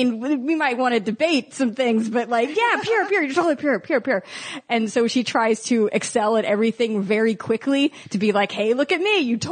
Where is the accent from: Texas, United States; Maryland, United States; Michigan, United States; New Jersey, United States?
Maryland, United States; Baltimore; Where'd you grow up? Baltimore.